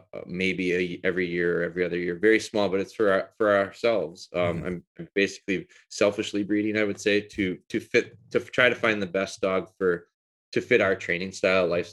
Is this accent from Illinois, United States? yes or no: no; Green Bay, Wisconsin, United States; also born or lived in Rhinelander, Wisconsin / Pulaski, Wisconsin; I moved down here in elementary school and lived around the Green Bay area